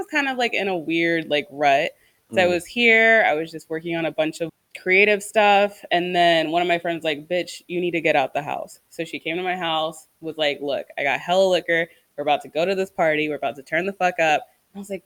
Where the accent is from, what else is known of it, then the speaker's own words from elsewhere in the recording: Bay Area, California, United States; we say hella